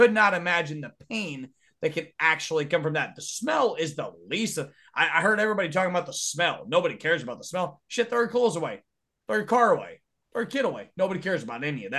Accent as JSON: {"language": "English", "country": "United States", "tie": "born or raised there", "also_born_or_lived": "Texas / Louisiana / Arkansas", "said": "I've been born and raised in Texas, Louisiana, and Arkansas for my whole fucking life."}